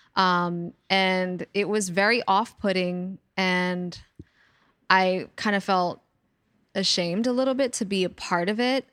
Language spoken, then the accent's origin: English; New York City, New York, United States; I'm a native New Yorker, born and raised in the Bronx and still living here.